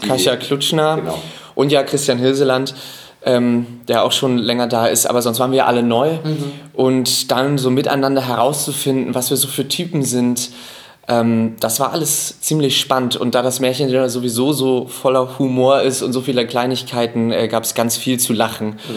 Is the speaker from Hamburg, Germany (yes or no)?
yes; Hamburg, Germany; ich bin ja Hamburger